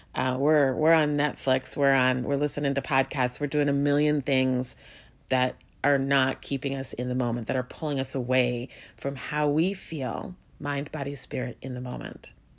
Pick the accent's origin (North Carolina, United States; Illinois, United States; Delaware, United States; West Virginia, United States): Illinois, United States; Chicago; I grew up in Chicago